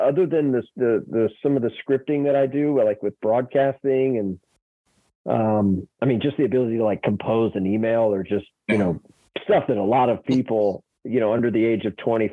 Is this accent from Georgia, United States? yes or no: yes; Atlanta, Georgia, United States; I grew up in Atlanta